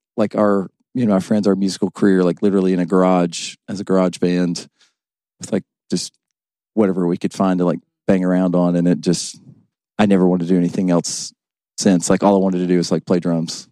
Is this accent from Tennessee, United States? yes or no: yes; West Tennessee, United States; moved away as an adult; now in Kentucky, United States; I'm from West Tennessee